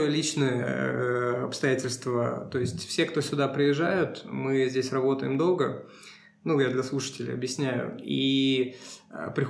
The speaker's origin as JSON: {"language": "Russian", "country": "Russia", "said": "Ну, не Сибирь, да, мы, мы из России."}